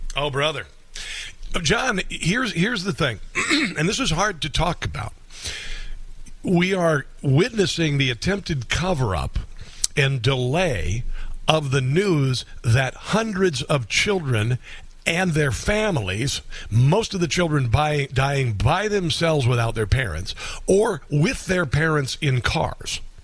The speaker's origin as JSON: {"language": "English", "region": "Southwest Iowa", "country": "United States", "tie": "born or raised there", "moved": "yes", "said": "my hometown"}